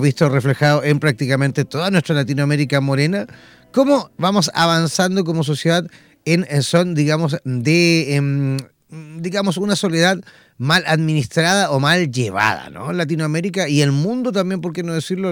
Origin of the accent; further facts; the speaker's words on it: Chile; mi país